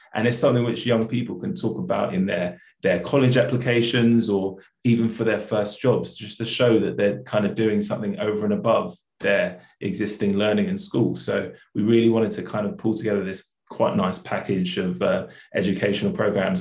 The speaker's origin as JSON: {"language": "English", "region": "London", "country": "United Kingdom", "tie": "born or raised there", "said": "I grew up in South London"}